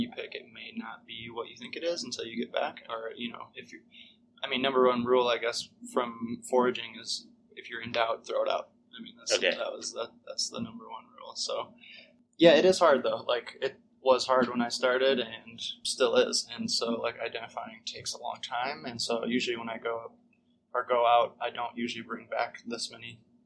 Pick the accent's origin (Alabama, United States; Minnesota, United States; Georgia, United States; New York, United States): Minnesota, United States; now in Santa Fe, United States; I am from Minnesota, but now live in Santa Fe.